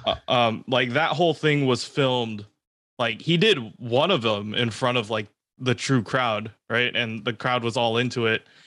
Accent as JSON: {"language": "English", "area": "the Bay Area", "region": "California", "country": "United States", "said": "I'm from the Bay"}